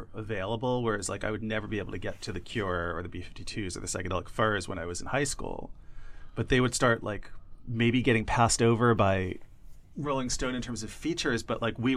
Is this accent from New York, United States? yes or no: yes; Long Island, New York, United States; I grew up on Long Island